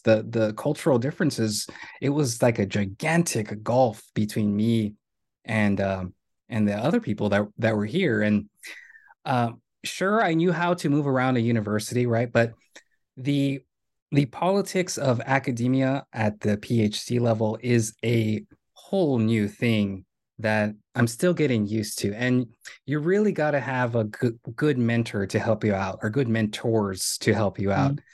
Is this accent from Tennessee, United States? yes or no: no; Rio Grande Valley, Texas, United States; moved away as an adult; now in New York, United States; I was born in the Rio Grande Valley. I attended Donna High School